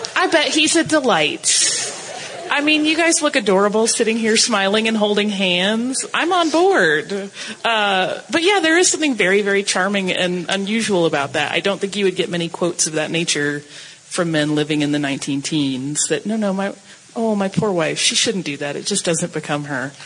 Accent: Atlanta, Georgia, United States; I'm from Atlanta

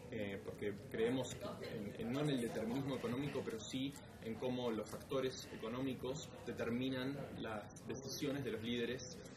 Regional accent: Buenos Aires, Argentina; moved away as an adult; also born or lived in United States; creciendo en Argentina

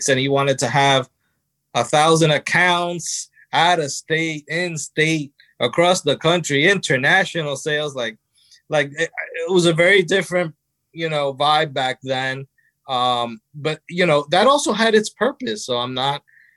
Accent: New Jersey, United States; I was born in New Jersey

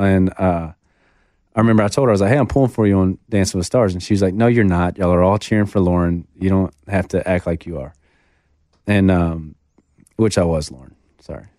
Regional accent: Shreveport, Louisiana, United States; moved away as an adult; now in Nashville, United States; gone back to my hometown of Shreveport

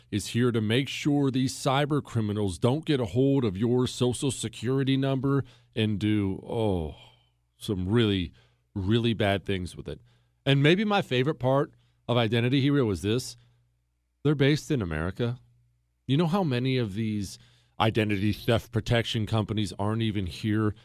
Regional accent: Montana, United States; also born or lived in Ohio; we moved to Montana when I was 10 years old

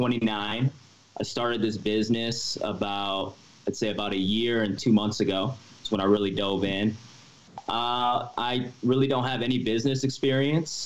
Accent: Seattle, Washington, United States; moved away as an adult; also born or lived in Wisconsin / Los Angeles; now in Las Vegas, United States; my family's from Seattle, Washington. That's where I kind of grew up. But when I was 18, I moved to LA to go to film school

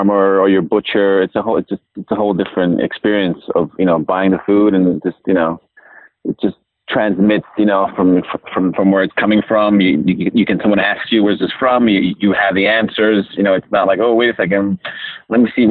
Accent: Italy; moved away; growing up in Italy

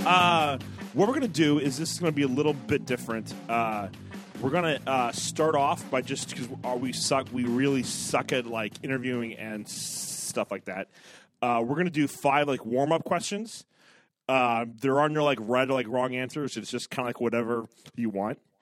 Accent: Ohio, United States; I'm from Ohio

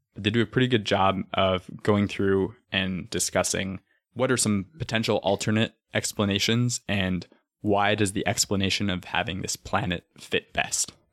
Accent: Arizona, United States; Growing up in Arizona

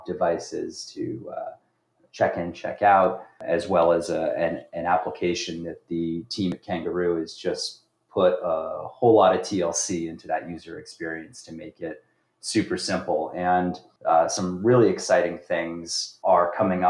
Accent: Los Angeles, California, United States; moved away as an adult; now in New York, United States; born originally in California, Los Angeles, grew up there

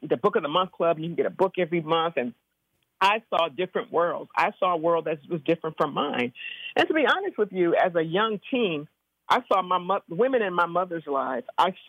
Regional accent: Compton, California, United States; And I grew up in Compton. I'm a product of the Compton school system.

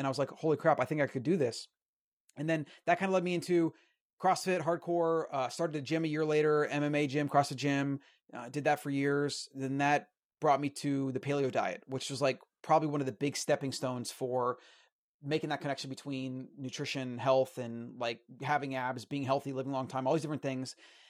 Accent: Florida, United States; So, yeah, I mean, I grew up in Florida and, you know, standard American diet.

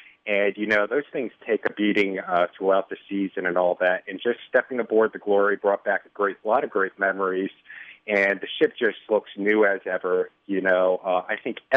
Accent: Connecticut, United States; now in Chicago, United States; Originally from Connecticut.

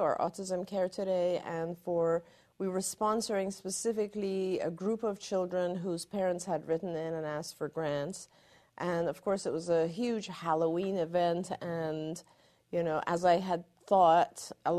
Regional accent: Iran; born there; Even though I was born in Iran, you know, I grew up in a very Western culture

